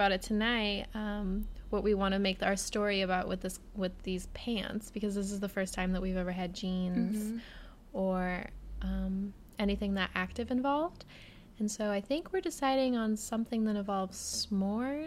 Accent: Portland, Oregon, United States; accent: American; now in San Francisco, United States; I'm from Portland, Oregon

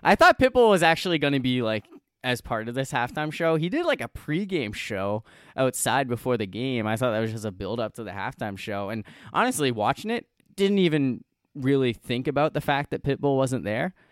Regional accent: Southern New Hampshire, United States; I'm from Southern New Hampshire. I don't have a Boston accent

